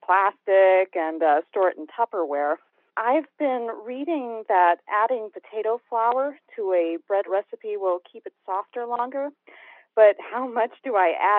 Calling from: Gilbert, Arizona, United States; I am calling from Gilbert, Arizona.

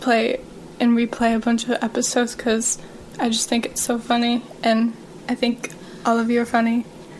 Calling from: Michigan, United States; Hello. I'm a fan from Michigan.

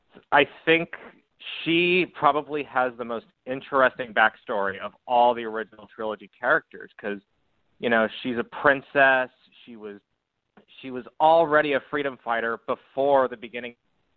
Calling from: California, United States; from California.

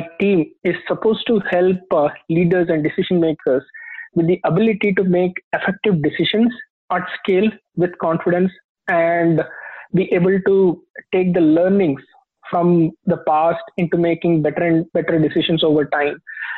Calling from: Fremont, California, United States; I'm calling from Fremont in the San Francisco Bay Area, California.

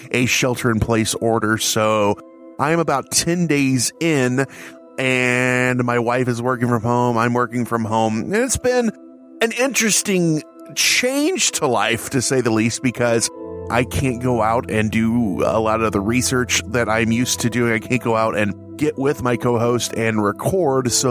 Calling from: Chicago, Illinois, United States; I am coming from Chicagoland in my quarantine bunker, also known as my house.

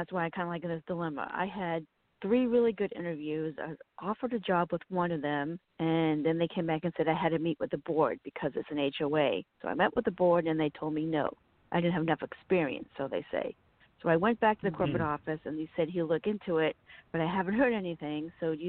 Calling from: Virginia, United States; I'm calling from Virginia.

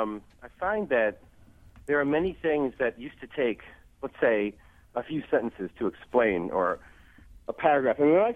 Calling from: Montclair, New Jersey, United States; I am actually at home in lovely Montclair, New Jersey.

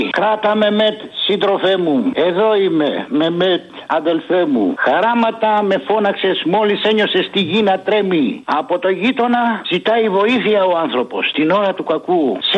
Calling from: Egaleo, Attica, Greece; Ναι, γεια σου, Αποστολή … από το Εγάλεο.

